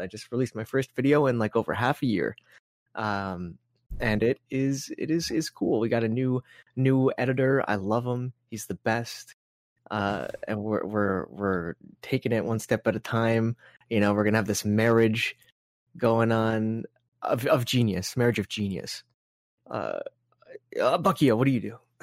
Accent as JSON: {"language": "English", "country": "Canada", "said": "we're Canadian"}